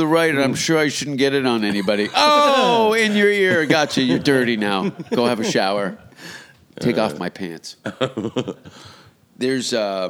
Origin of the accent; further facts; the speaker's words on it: Hamilton, Ontario, Canada; also born or lived in Vancouver; I grew up in the Ontario school system.